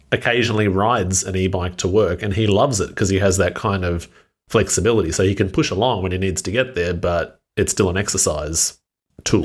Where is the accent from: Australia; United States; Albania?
Australia; as an Australian